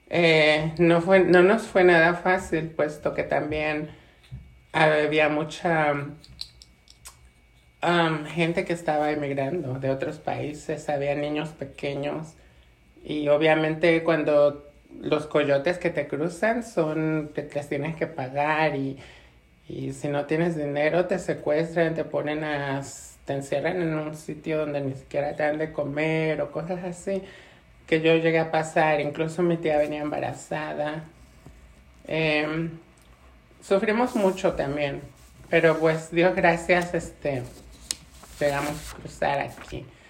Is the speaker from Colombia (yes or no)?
no; Mexico City, Mexico; moved away as an adult; now in New York, United States; soy de México, Ciudad de México. Em, he vivido aquí en Nueva York por 22 años